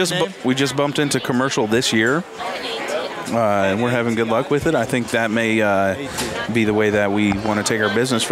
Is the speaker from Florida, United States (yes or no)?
no; El Dorado, Kansas, United States; I'm from El Dorado, Kansas.